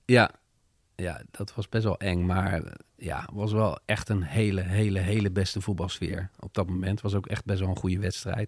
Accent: Netherlands; wij als Nederlanders

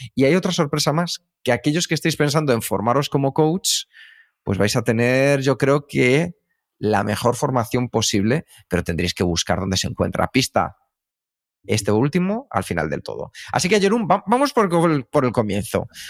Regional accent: Madrid, Community of Madrid, Spain; also born or lived in United States; Los dos nacimos en Vallecas

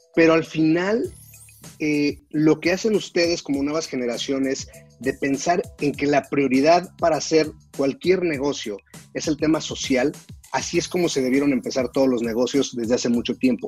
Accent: Mexico; en mi país

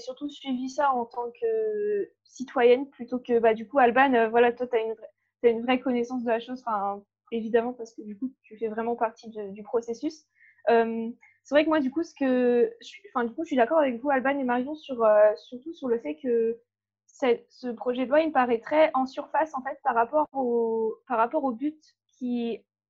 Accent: Brittany, France; moved away as an adult; now in Bordeaux, France; je viens de Bretagne

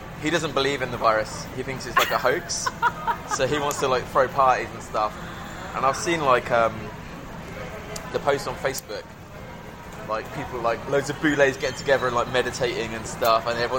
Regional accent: England, United Kingdom

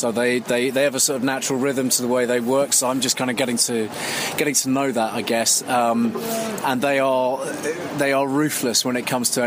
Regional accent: Gloucestershire, South West England, United Kingdom; I'm from Gloucestershire, so Gloucester are my team. They're the team I supported as a kid

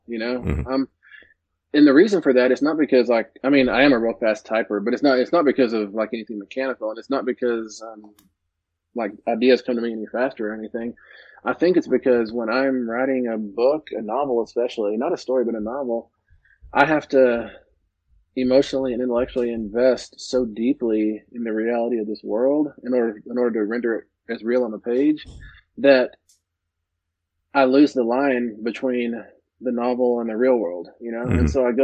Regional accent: Midland, Texas, United States; moved away; Midland, Texas, my hometown

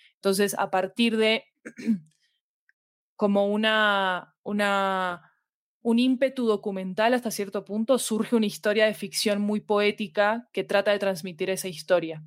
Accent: Argentina; moved away as an adult; now in Colombia; soy argentina, vivo en Colombia desde hace 10 años

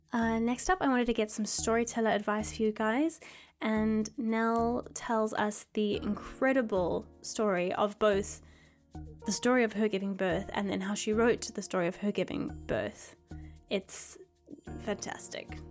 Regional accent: South Africa; moved away; I'm from South Africa

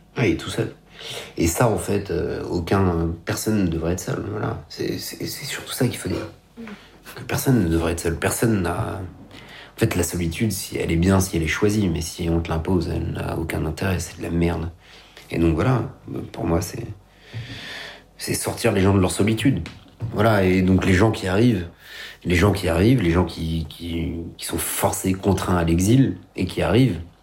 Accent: Paris, Île-de-France, France; moi je suis né à Paris, donc je suis pas un déraciné, je suis pas un exilé

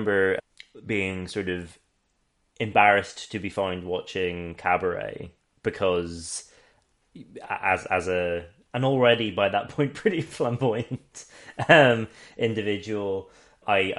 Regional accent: Northern Ireland, United Kingdom; I grew up in the Black North.

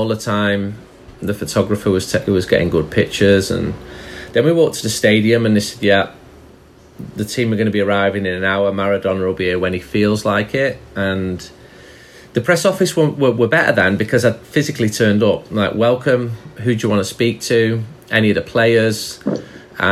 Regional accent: Manchester, North West England, United Kingdom; I'm from Manchester in England

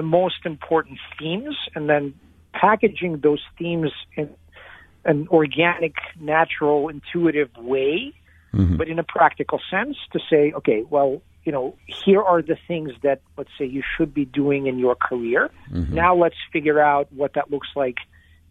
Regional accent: Lexington, Kentucky, United States; also born or lived in Moscow, Russia; I was a Russian kid growing up in Kentucky, of all places

